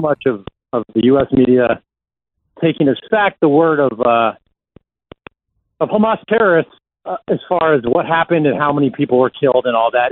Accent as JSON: {"language": "English", "country": "United States", "tie": "born or raised there", "moved": "as an adult", "lives_now": "Israel", "said": "I grew up in the U.S. And I moved here mm, about a decade ago to report"}